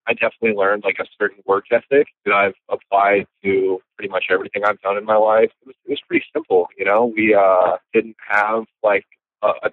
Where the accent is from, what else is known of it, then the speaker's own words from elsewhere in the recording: Marshalltown, Iowa, United States; also born or lived in Cedar Falls, Iowa; I was born and raised in Marshalltown